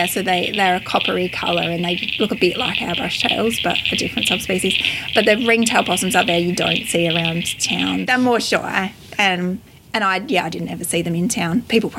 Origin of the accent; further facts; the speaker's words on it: Fleurieu Peninsula, South Australia, Australia; I grew up on the Fluro Peninsula with bushland on our farm.